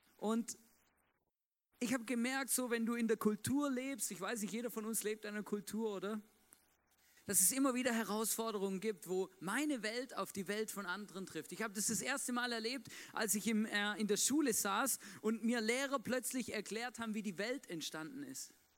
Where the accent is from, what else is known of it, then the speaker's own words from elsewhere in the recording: Swabia, Germany; moved away; ich bin ja gebürtiger Schwabe